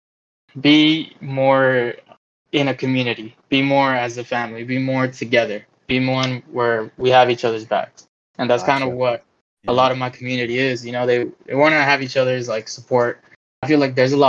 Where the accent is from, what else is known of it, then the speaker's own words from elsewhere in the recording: Dallas, Texas, United States; I'm from Dallas, Texas